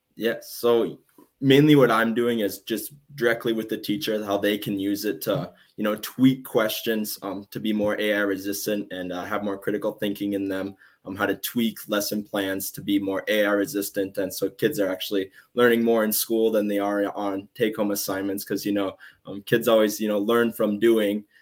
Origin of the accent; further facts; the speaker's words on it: southwestern Minnesota, United States; my dad is on the school board at my in at my hometown. I'm in southwestern minnesota